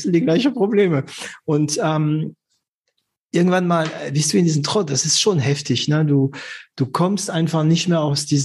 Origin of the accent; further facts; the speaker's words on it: France; German is a second language; als Franzose